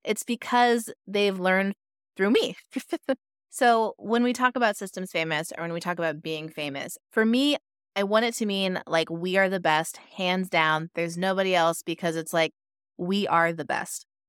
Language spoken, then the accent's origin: English; Pacific Northwest, United States; now in Los Angeles, United States; I live in Los Angeles, but I'm from the Pacific Northwest